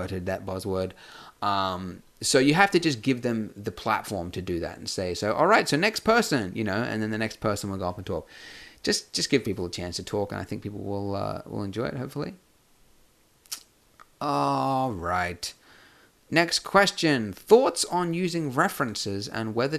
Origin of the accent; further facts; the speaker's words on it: Brisbane, Queensland, Australia; I run a meetup group in Brisbane, which is my hometown